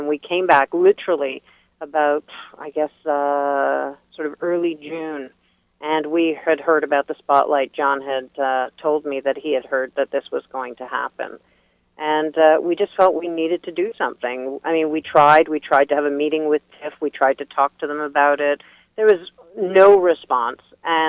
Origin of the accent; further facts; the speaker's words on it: Jerusalem, Jerusalem District, Israel; I grew up in Jerusalem, and that's kind of my background. I'm Jewish. I grew up in a Zionist home